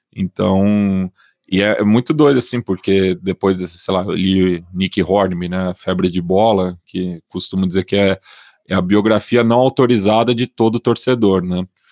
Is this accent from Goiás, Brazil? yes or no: no; São Paulo, Brazil; sou da Zona Oeste de São Paulo, nascido e criado aqui.